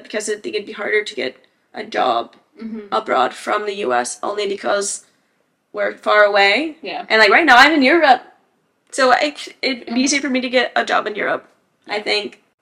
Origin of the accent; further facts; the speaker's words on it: Arkansas, United States; moved away as an adult; also born or lived in Santiago, Chile; now in Dublin, Ireland; I'm from Arkansas.